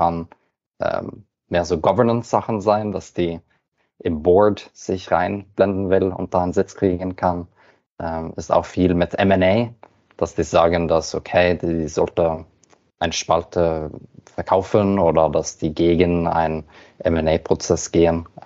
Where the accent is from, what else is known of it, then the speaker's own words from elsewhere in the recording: Norway; German is a second language; Wie du hörst, bin ich Norweger, deswegen muss ich immer mein Deutsch ein bisschen üben.